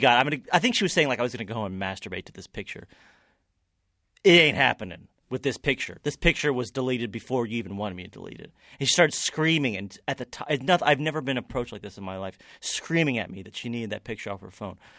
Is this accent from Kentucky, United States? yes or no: yes; Kentucky, United States; growing up in Kentucky